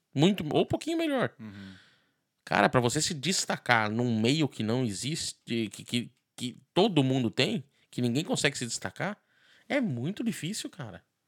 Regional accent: São Paulo, Brazil; moved away as an adult; also born or lived in Miami; now in Ireland; sou de São Paulo

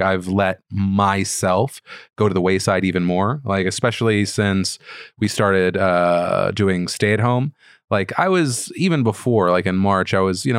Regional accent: United States; being an American

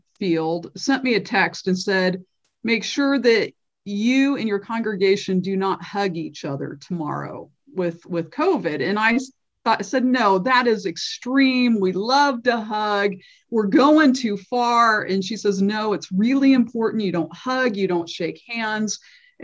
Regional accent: Redlands, California, United States; also born or lived in San Diego; I was born and raised in Redlands, grew up at Redlands United Church of Christ

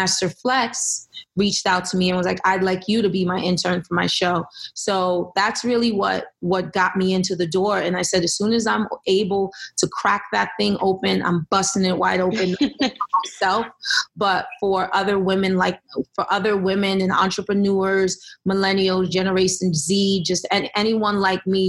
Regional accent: Elizabeth, New Jersey, United States; I grew up in Elizabeth, New Jersey

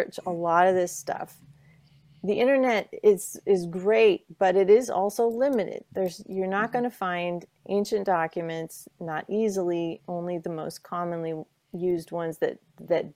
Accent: Mendocino County, California, United States; I'm from Mendocino County in California

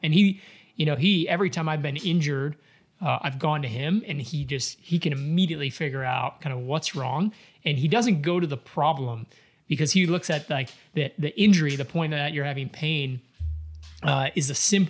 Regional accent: Chicago, Illinois, United States; moved away; I'm from Chicago, man. Yeah, I grew up around that.

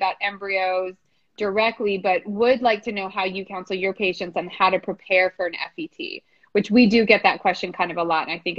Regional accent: D.C., District of Columbia, United States; moved away; also born or lived in California; I grew up outside DC.

